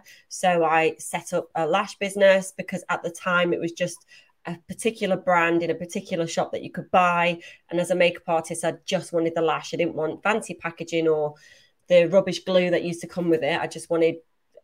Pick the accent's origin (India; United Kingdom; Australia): United Kingdom; Manchester, North West England; moved away; I'm from Manchester originally